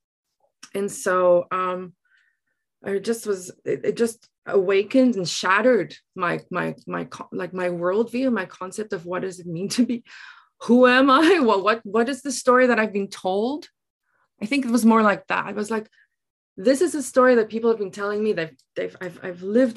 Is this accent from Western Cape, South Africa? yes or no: yes; Drakenstein Mountains, Western Cape, South Africa; accent: Afrikaans; moved away as an adult; also born or lived in Taiwan; now in Surrey, Canada; originally, I am from the Drakenstein Mountains in South Africa.